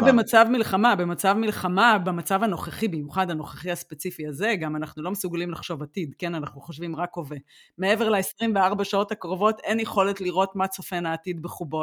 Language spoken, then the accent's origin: Hebrew; Israel; now in Germany